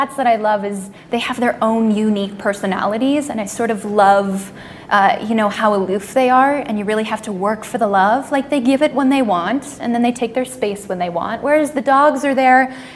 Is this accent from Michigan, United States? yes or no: no; Orlando, Florida, United States; I grew up in Orlando, so I grew up in, you know, theme park central